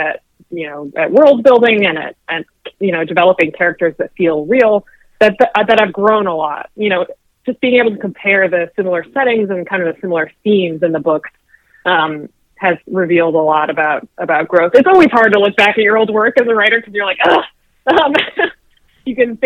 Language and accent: English; Chicago suburbs, Illinois, United States; now in Chicago, United States; I grew up in the Chicago suburbs